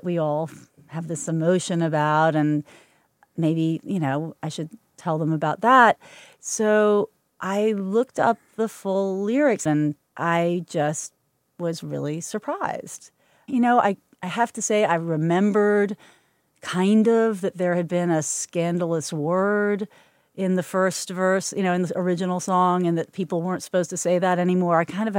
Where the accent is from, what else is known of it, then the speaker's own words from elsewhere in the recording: Kentucky, United States; I was a horse-crazy girl, and so Derby Day was always a really happy and exciting moment for me.